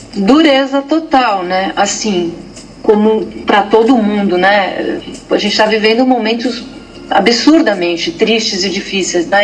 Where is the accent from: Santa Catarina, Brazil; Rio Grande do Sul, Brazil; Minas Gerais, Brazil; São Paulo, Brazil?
São Paulo, Brazil; sou paulistana e estou aqui, enfurnada aqui